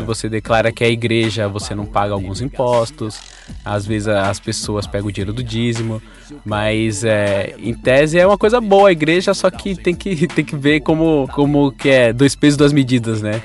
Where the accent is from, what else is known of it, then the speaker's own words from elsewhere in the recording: São Paulo, Brazil; also born or lived in Bahia; Eu passei toda a minha vida na Zona Norte. Quando eu, como eu já contei em alguns casts aqui, eu vim da Bahia para cá muito pequeno, mais ou menos com 5, 6 anos